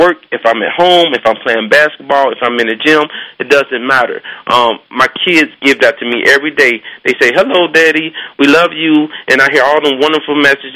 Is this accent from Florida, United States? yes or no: no; Cincinnati, Ohio, United States; I grew up in Cincinnati, Ohio, South Fairmount, Cincinnati, Ohio